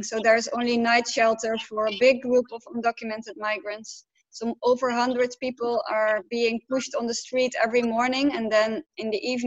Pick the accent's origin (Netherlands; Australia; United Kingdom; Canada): Netherlands; Amsterdam, North Holland; I'm from Amsterdam originally.